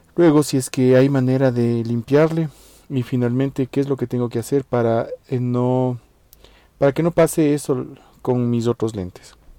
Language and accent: Spanish; Ecuador; yo soy de la Ecuador